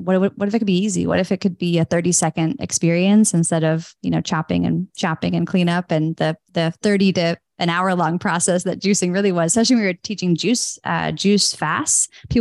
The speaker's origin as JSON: {"language": "English", "region": "Northern California", "country": "United States", "tie": "born or raised there", "said": "I grew up in Northern California, actually on a big organic, not like farm, but it was 40 acres of gardens."}